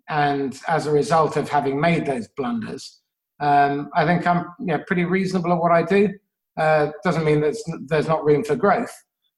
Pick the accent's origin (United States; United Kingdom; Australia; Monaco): United Kingdom; England; Growing up in England with a funny foreign name, and slightly olivey skin in the 1970s and early 80s wasn't necessarily an introduction to cosmopolitan society.